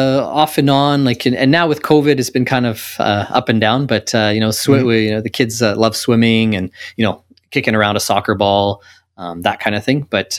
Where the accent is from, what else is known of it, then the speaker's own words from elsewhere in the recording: Canada; So as much as I grew up in Canada, my parents are from Portugal.